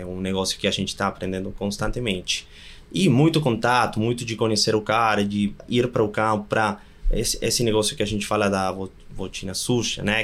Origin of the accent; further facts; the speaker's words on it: Argentina; Portuguese is a second language; moved away as an adult; now in Brazil; sou argentino com certeza